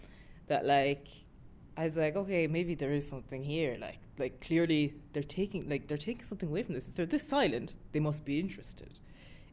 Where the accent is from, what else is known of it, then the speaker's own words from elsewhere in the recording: Millstreet, Munster, Ireland; my own town, my hometown in Mill Street, there's nothing for young people